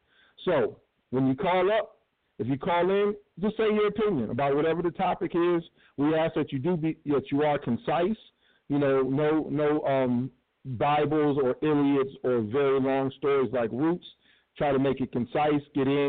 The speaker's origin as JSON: {"language": "English", "town": "Cleveland", "region": "Ohio", "country": "United States", "also_born_or_lived": "Chicago / Washington, D.C. / New York", "lives_now": "Pomona, United States", "said": "I am also hailing from Cleveland, but right now I'm in Pomona, California. I'm a nomad. I've lived a little bit of every place. I've lived outside of Chicago. I lived in D.C. I lived in New York."}